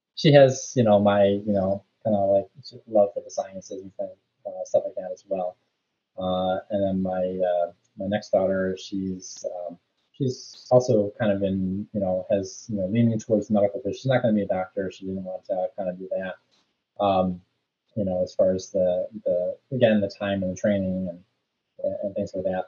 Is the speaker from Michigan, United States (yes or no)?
yes; Rochester, Michigan, United States; I grew up in Rochester, so went to the high school, Adams High School there.